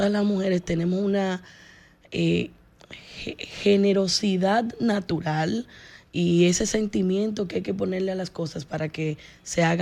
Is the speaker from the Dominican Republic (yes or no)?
yes; Distrito Nacional, Dominican Republic; Sí, yo nací, me he formado y he recibido muchas oportunidades esta, de esta ciudad y yo quiero devolverle porque hay mucho que hacer en el Distrito Nacional